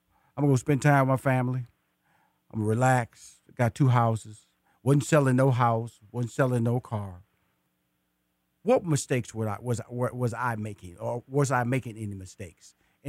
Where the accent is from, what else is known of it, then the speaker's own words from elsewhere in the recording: Houston, Texas, United States; also born or lived in Atlanta, United States; And I am a native Houston. I was born in Houston. I went to high school in Houston. I went to college in Houston. I got married in Houston. And I still live in Houston